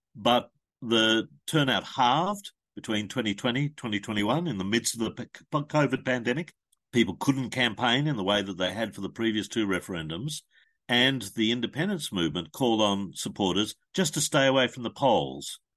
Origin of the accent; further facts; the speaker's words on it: Australia; as an Australian citizen